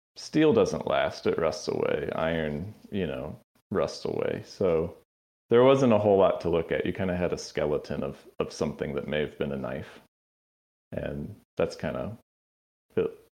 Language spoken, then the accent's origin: English; Tallahassee, Florida, United States; moved away; also born or lived in Athens, Georgia; I grew up in North Florida